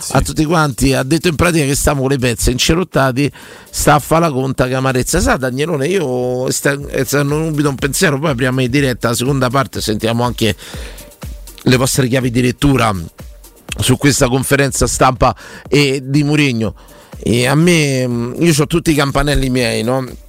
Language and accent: Italian; Rome, Lazio, Italy; sono romano e romanista